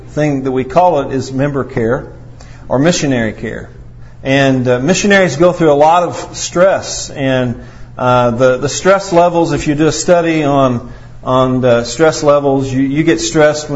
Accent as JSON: {"language": "English", "town": "Potosi", "region": "Missouri", "country": "United States", "tie": "born or raised there", "said": "I am a scoundrel from Potosi, and that's where I was born"}